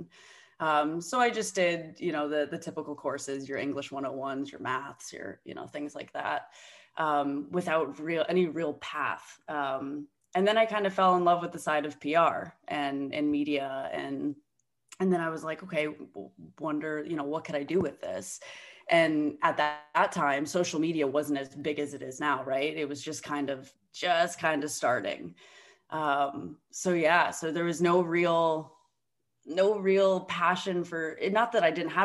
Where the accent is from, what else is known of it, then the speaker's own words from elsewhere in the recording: Davie, Florida, United States; moved away as an adult; also born or lived in Coral Springs, Florida / New York City; now in Canada; I was born in Coral Springs, Florida, grew up in Davie, Florida.